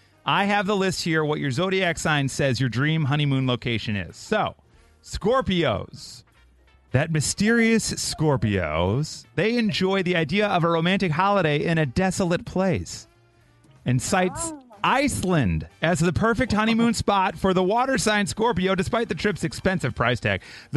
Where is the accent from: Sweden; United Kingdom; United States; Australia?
United States; Mount Prospect, Illinois; born or raised there